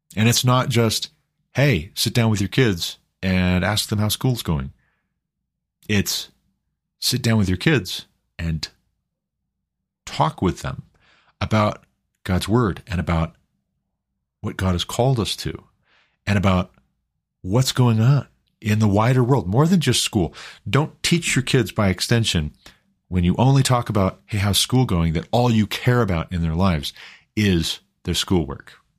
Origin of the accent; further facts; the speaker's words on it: Glendive, Montana, United States; When I was a kid, growing up in Glendive, Montana